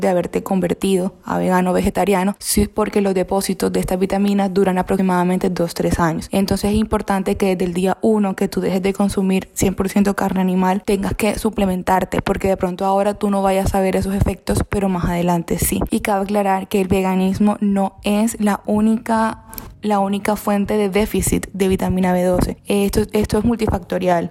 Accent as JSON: {"language": "Spanish", "town": "Barranquilla", "region": "Atlántico", "country": "Colombia", "moved": "as an adult", "lives_now": "Spain", "said": "soy de Barranquilla, Colombia"}